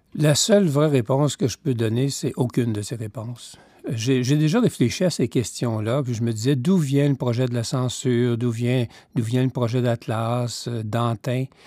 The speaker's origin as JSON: {"language": "French", "region": "Quebec", "country": "Canada", "also_born_or_lived": "Toronto, Canada / Victoria, Canada", "moved": "as an adult", "said": "je voulais bien revenir au Québec"}